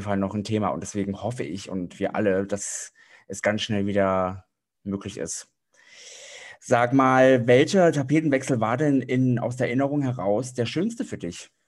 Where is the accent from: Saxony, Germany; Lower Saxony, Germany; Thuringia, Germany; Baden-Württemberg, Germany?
Thuringia, Germany; ich stamme zwar aus Thüringen